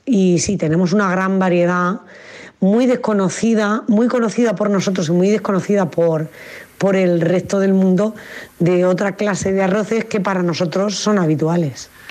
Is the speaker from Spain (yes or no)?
yes; south of Alicante, Valencian Community, Spain; de donde soy yo, que es el sur de Alicante